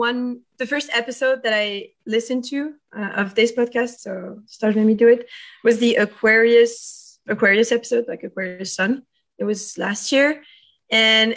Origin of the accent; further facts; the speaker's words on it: Paris, Île-de-France, France; I'm French. I'm from Paris. I'm a true Parisian, and I still live there